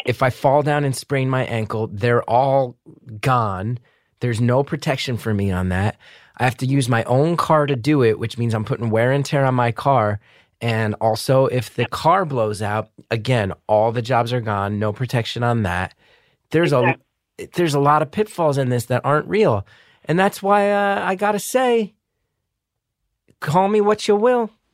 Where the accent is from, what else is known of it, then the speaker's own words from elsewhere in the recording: New Jersey, United States; my home state, my beloved home state of New Jersey